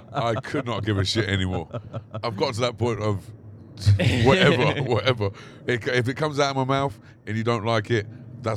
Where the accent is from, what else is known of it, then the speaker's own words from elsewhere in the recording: Banbury, South East England, United Kingdom; accent: country accent; now in London, United Kingdom; I purposely lost my accent when I moved from Banbury to London.